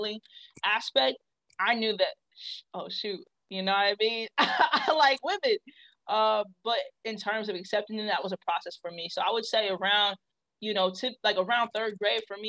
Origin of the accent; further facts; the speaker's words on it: Kansas City, Missouri, United States; also born or lived in Texas; I'm from Kansas City, Missouri. So shout out to KCMO, the Midwest